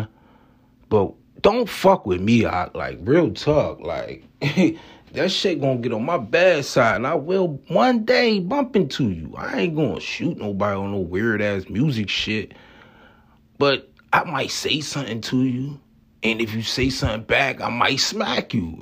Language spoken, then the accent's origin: English; Atlantic City, New Jersey, United States; I come from Atlantic City, New Jersey